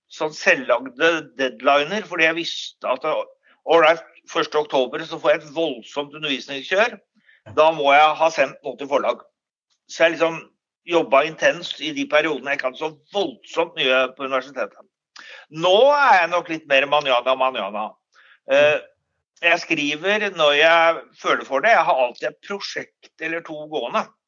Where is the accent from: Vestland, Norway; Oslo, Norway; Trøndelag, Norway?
Oslo, Norway; moved away as an adult; now in Stavanger, Norway; Jeg er opprinnelig fra Oslo, Ehm, men flyttet til Stavanger i 1984 eh, og har vært her siden